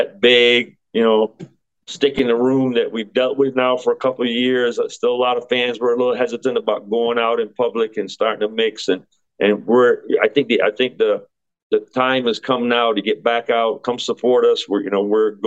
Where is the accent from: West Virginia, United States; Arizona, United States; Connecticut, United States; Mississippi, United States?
Connecticut, United States; my hometown is Connecticut